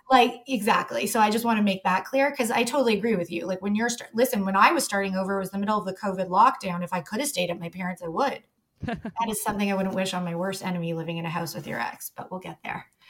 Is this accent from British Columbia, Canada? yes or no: no; Toronto, Ontario, Canada; I grew up in Toronto